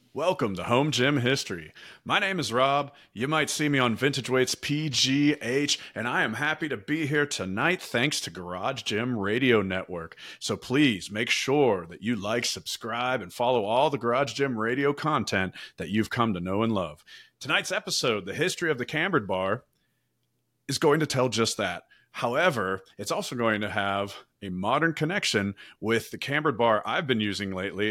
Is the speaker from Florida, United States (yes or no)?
no; Pittsburgh, Pennsylvania, United States; accent: Yinz / Pittsburgh; my Yinz or Pittsburgh accent